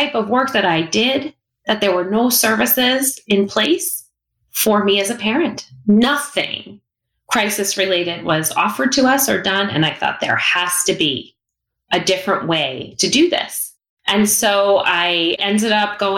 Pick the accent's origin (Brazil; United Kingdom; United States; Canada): United States; South Shore, Long Island, New York; I'm from Long Island. And I knew people who were in the city, family members. You know, I grew up on the South Shore